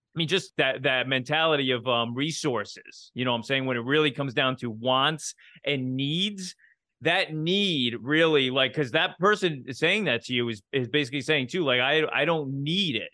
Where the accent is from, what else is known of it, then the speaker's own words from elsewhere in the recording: United States; as an American